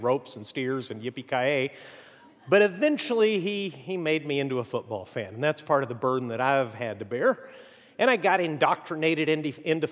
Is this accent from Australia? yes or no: no; Mexico; moved away; also born or lived in Amarillo, Texas; I was born in Amarillo, though I was raised in Mexico